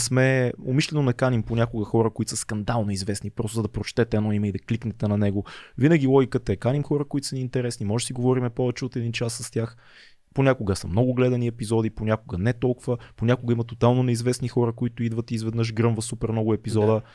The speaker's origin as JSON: {"language": "Bulgarian", "country": "Bulgaria", "said": "ние, като, като българи"}